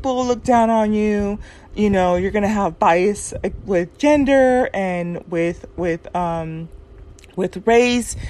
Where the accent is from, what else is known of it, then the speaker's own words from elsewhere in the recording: Southern California, United States; my experience growing up in Southern California